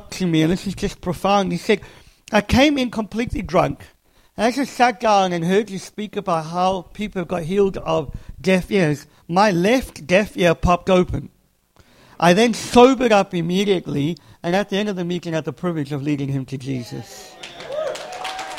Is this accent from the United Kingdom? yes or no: no; South Africa; moved away; I'm from South Africa originally.